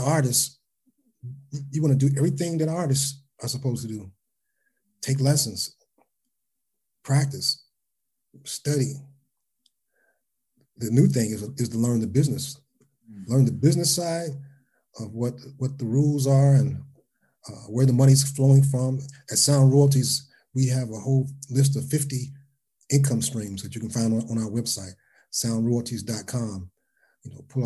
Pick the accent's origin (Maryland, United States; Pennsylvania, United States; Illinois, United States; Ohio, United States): Ohio, United States; Cincinnati; I'm from Cincinnati.